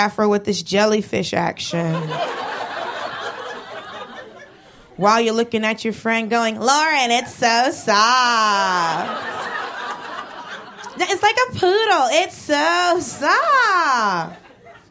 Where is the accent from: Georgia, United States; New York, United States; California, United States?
Georgia, United States; Atlanta; moved away as an adult; also born or lived in Los Angeles; grew up in Atlanta and lived